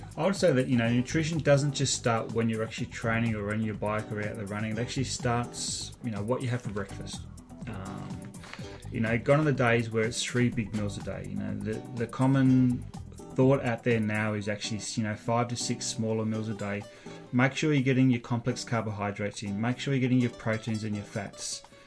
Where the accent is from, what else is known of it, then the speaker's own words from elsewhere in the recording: Australia; moved away as an adult; now in Canada; I grew up watching triathlon in Australia